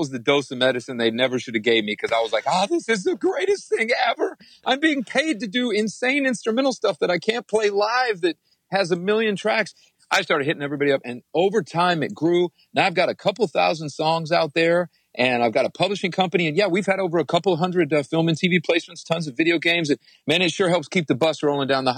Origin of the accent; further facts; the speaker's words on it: Ypsilanti, Michigan, United States; I was born in Ipsy, man, right outside of Detroit